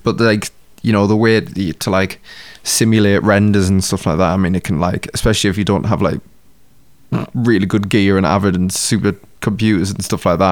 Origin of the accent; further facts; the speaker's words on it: United Kingdom; we're British